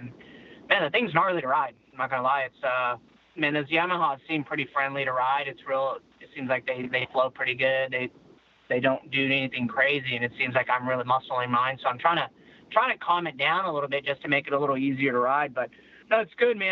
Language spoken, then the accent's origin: English; Lodi, California, United States; moved away as an adult; also born or lived in Atlanta, Georgia / Madison, Wisconsin; I'm only 5 minutes away from where I started racing in a Lodi Cycle Bowl